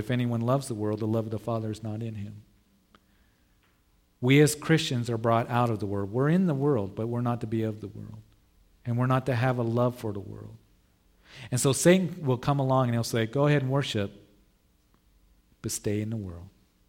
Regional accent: Midwest, United States; I grew up in the Midwest. And some of you did where they had horse flies, big old horse flies

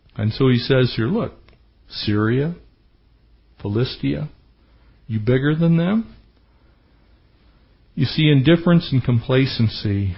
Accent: San Diego County, California, United States; I grew up in San Diego County.

